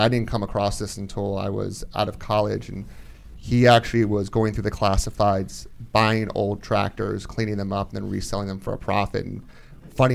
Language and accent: English; Columbia, Maryland, United States; I grew up in Columbia, Maryland